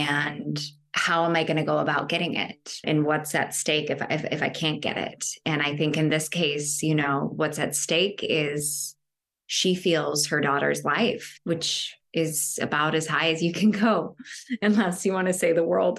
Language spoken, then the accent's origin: English; Oklahoma, United States; now in New York, United States; I am originally from Oklahoma, and I've been in New York for some time now.